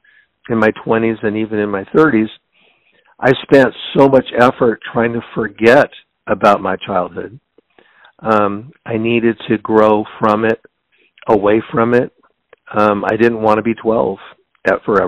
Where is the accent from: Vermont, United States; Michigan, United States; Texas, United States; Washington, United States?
Washington, United States; Seattle; I was born and raised in Seattle, Washington